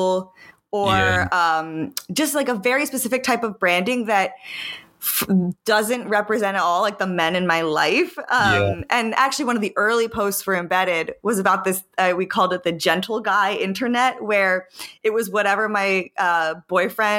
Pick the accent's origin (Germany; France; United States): United States; Pennsylvania; my like high school in Pennsylvania